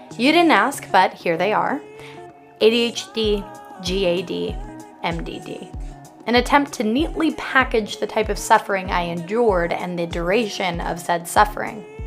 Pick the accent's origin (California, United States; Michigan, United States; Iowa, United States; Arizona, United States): Arizona, United States; now in New York, United States; I boarded a plane home to Arizona the next day.